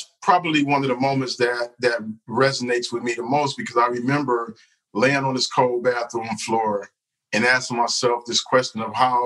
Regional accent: Detroit, Michigan, United States; I grew up in Detroit

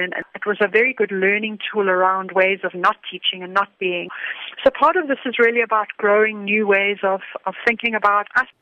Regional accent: South Africa; being a South African

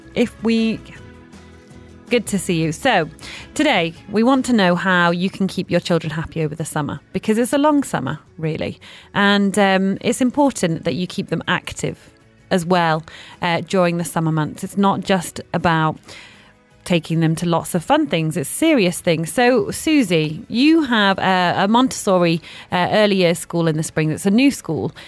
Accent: Manchester, North West England, United Kingdom; I grew up in Manchester

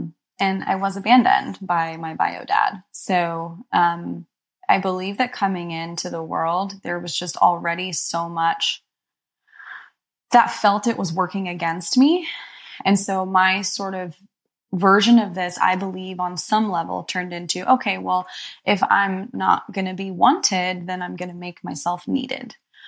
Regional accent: Egypt; born there; and I was born in Egypt as well.

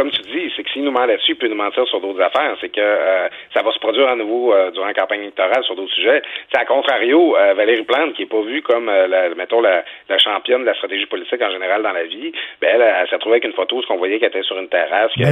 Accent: Quebec, Canada

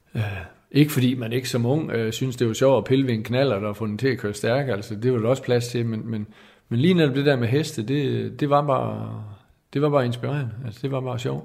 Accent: Skovlund, Southern Denmark, Denmark; jeg er bundesøn fra Skovlund. Øh, mine forældre havde en, en ejendom der.

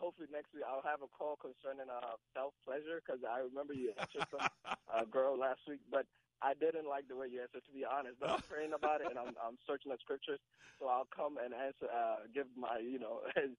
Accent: Ghana; now in United States; I come from Ghana, which is in Africa.

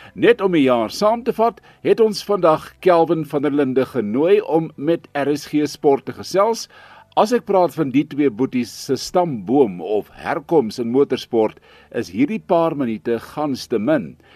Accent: South Africa; ons Suid-Afrikaners

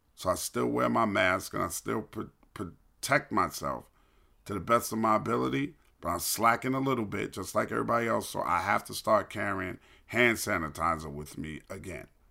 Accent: New York City, New York, United States; now in Atlanta, United States; I grew up in New York City

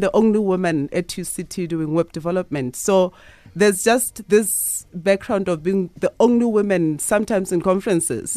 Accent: Lesotho; I was born in Lesotho.

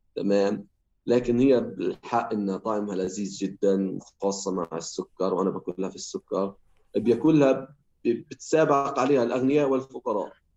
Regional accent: Hebron, West Bank, Palestine; احنا في الخليل

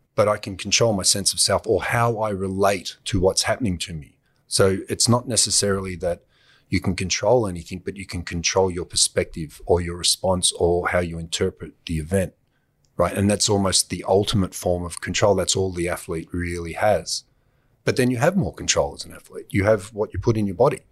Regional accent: Australia; being an Australian

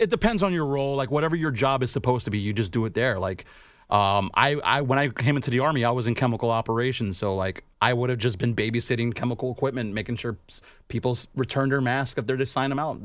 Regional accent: Chicago, Illinois, United States; I'm from Chicago.

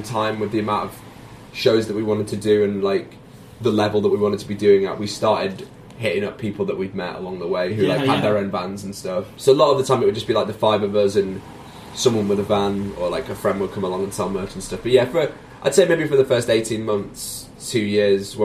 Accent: Sheffield, Yorkshire and the Humber, United Kingdom; we were quite lucky growing up in Sheffield

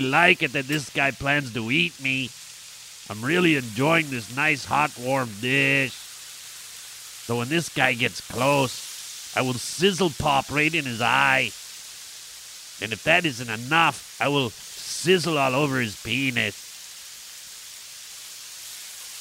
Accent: Toronto, Ontario, Canada; I grew up in Toronto

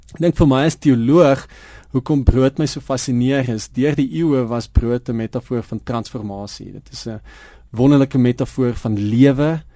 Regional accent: Prince Albert, Western Cape, South Africa; now in Johannesburg, South Africa; op die dorp waar ek groot geword het in Prins Albert

